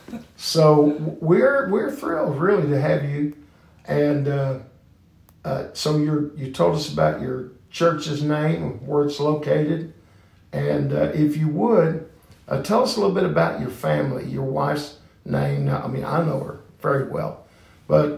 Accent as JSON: {"language": "English", "region": "Northern Kentucky", "country": "United States", "tie": "born or raised there", "said": "I was born in Northern Kentucky"}